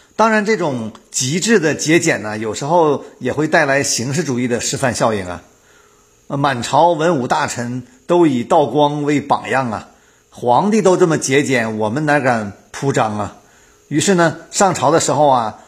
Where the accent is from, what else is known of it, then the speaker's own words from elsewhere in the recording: Northeast China, China; moved away; 我们东北老家